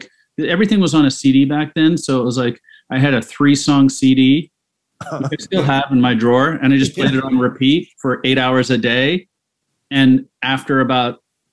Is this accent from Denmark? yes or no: no; Canada; now in New York, United States; I'm Canadian.